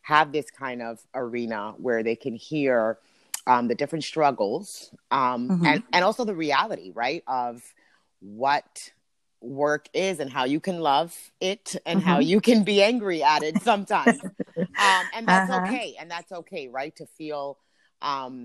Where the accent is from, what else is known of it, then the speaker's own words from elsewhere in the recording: Hudson, New Jersey, United States; also born or lived in Paterson, New Jersey; Born in Paterson, raised in Hudson